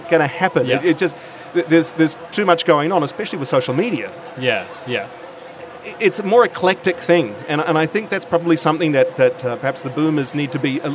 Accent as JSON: {"language": "English", "region": "Auckland", "country": "New Zealand", "tie": "born or raised there", "moved": "yes", "lives_now": "Sydney, Australia", "said": "My old home school, De La Salle in South Auckland"}